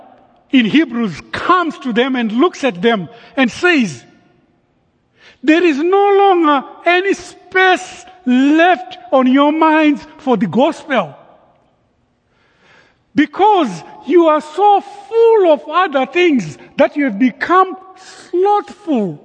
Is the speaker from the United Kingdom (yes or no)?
no; Zimbabwe; moved away; Growing up in Zimbabwe in high school